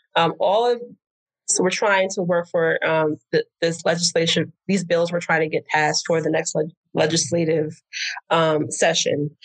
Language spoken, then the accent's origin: English; New Jersey, United States; moved away as an adult; also born or lived in New York City; now in Houston, United States; originally, I'm from New Jersey